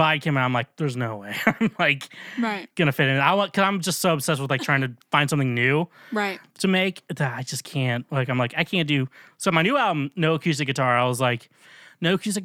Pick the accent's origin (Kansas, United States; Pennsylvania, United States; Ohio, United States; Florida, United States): Kansas, United States; now in Nashville, United States; Yeah, I'm from Kansas. I'm Kansas trash